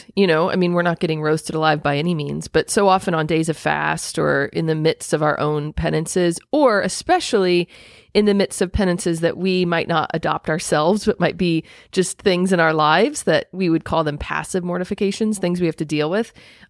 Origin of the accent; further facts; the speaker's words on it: Indiana, United States; also born or lived in Southern US; I'm from Indiana and I've been transplanted into the South.